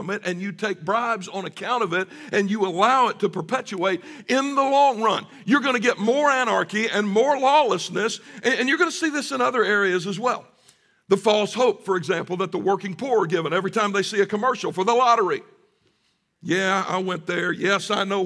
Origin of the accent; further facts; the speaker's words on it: the South, United States; growing up in the South